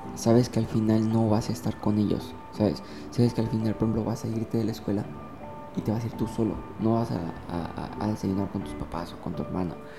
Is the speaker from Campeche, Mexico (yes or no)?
yes; Ciudad del Carmen, Campeche, Mexico; moved away; soy de Ciudad del Carmen